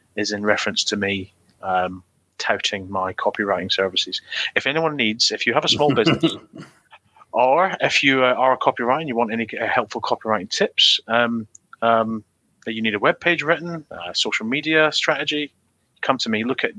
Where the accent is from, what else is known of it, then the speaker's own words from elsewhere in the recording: Scotland, United Kingdom; I'm not a Glaswegian, but as a Scotsman